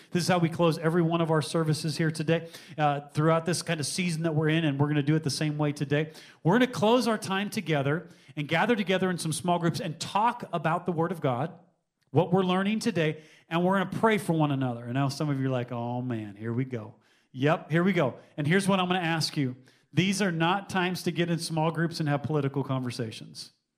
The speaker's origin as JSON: {"language": "English", "country": "United States", "tie": "born or raised there", "said": "I've grown up in the United States of America"}